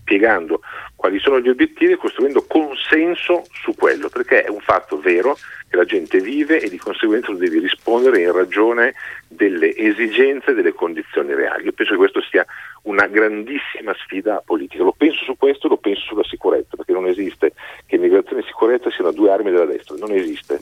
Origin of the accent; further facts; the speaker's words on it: Milan, Lombardy, Italy; vengo da Milano